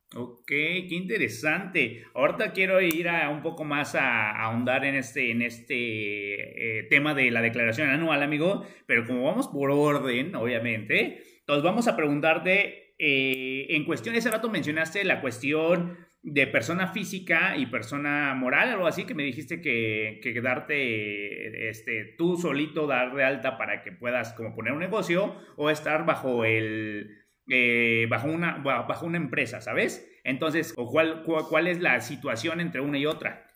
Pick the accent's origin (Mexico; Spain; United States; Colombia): Mexico; como buenos mexicanos, a todo le encontramos